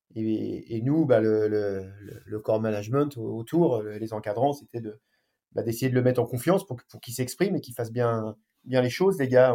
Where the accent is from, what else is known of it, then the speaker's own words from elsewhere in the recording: France; chez nous en France